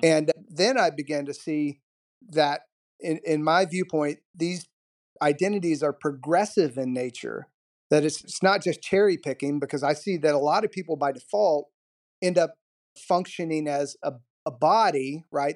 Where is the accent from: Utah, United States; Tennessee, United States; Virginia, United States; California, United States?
Virginia, United States; Southwest; I grew up in Southwest Virginia.